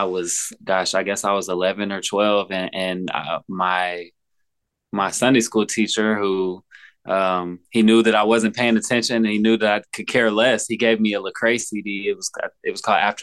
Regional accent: Olive Branch, Mississippi, United States; also born or lived in Memphis, Tennessee; I grew up in Mississippi, like right on the border of Memphis. It's called Olive Branch.

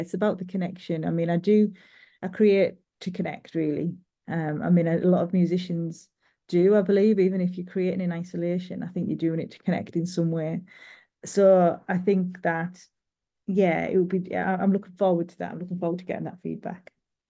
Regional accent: England, United Kingdom; I'm not from Newcastle. I'm from a little bit further south than that, but I spent a lot of time there

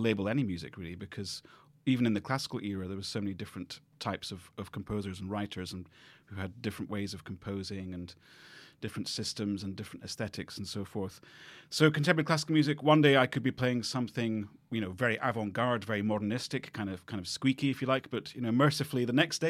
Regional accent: Edinburgh, Scotland, United Kingdom; I grew up in Edinburgh

